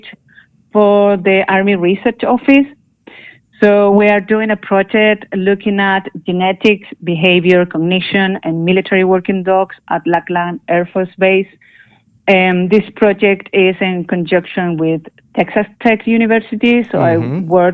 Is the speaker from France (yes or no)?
no; Chile; moved away; also born or lived in Barcelona, Spain; I'm from Chile, actually.